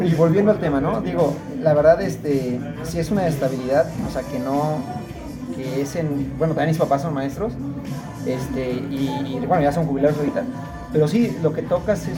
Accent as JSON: {"language": "Spanish", "town": "San Miguel de Allende", "region": "Guanajuato", "country": "Mexico", "tie": "born or raised there", "said": "yo que soy nativo de aquí"}